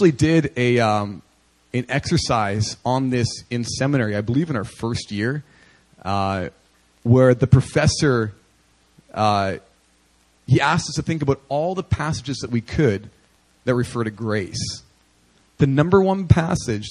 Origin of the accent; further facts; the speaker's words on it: Winnipeg, Manitoba, Canada; moved away; I was ministering in the inner city of Winnipeg, my hometown